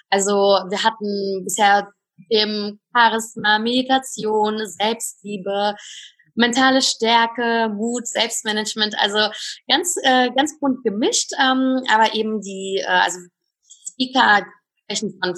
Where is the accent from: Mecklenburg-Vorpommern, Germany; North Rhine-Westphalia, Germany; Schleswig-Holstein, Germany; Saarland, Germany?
North Rhine-Westphalia, Germany; Cologne; Also ich, ich komme aus Köln und dort gibt es eine sehr, sehr schöne Location im Mediapark.